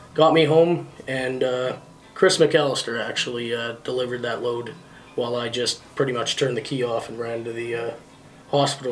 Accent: Thompson, Manitoba, Canada; Thompson, Manitoba is where I was born.

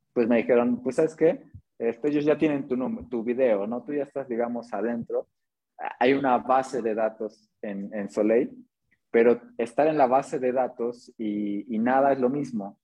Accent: Atlixco, Puebla, Mexico; yo soy de Atlisco, Atlisco Puebla

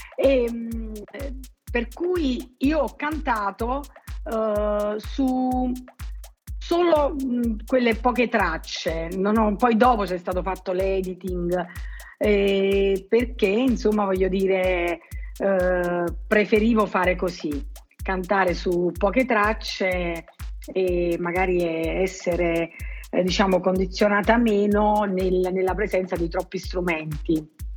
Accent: Naples area, Campania, Italy; gli autori della mia terra

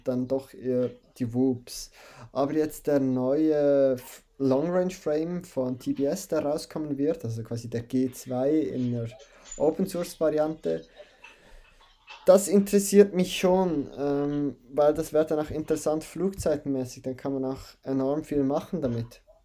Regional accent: Switzerland; bei uns in der Schweiz

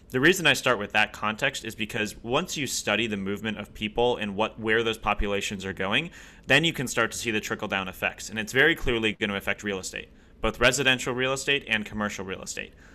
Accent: Ohio, United States; also born or lived in Columbus, Ohio / Akron, Ohio / Cleveland, Ohio; born and raised in Ohio, born in Columbus, lived outside of Akron, Cleveland for a long period of time

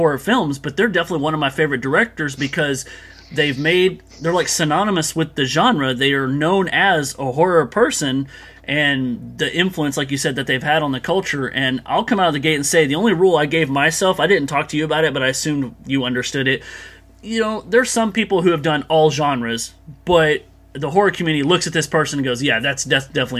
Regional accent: United States; also born or lived in Texas; I'm an American. I live here in Texas

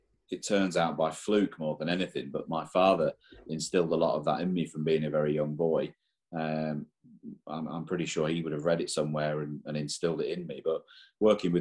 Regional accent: England, United Kingdom; now in Ireland; I was born and raised in England

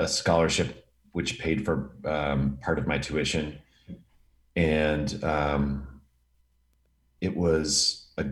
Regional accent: Milwaukee, Wisconsin, United States; now in Los Angeles, United States; I grew up in Milwaukee, Wisconsin

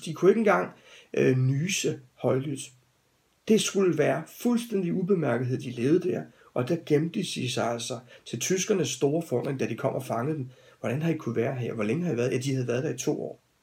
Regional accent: Denmark; som danskere

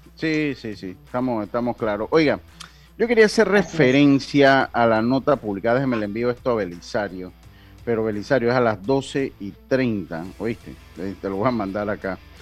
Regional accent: Panama; nosotros como panameños

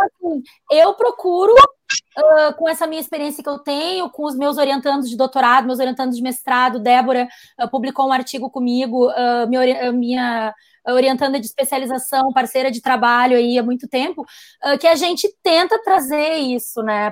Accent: Brazil; como brasileiro

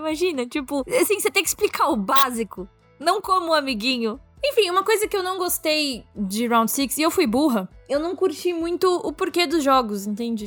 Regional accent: Brazil; Eu sou muito brasileira

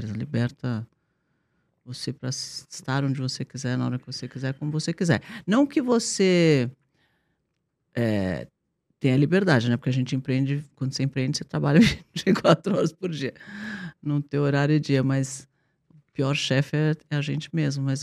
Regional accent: Brazil; sou brasileiro

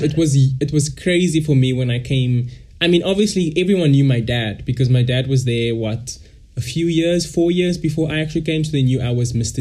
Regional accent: Cape Town, Western Cape, South Africa; also born or lived in Malaysia; I'm all the way from South Africa, Cape Town

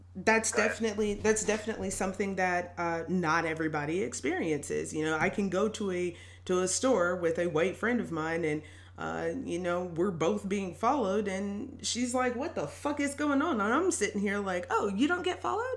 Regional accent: Tennessee, United States; also born or lived in Milwaukee, Wisconsin; we moved to Tennessee when I was pretty young, and I ended up going to uh, elementary schools here

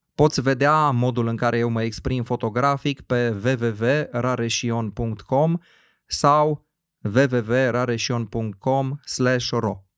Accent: Cluj-Napoca, Cluj County, Romania; orașul meu natal, în Cluj-Napoca

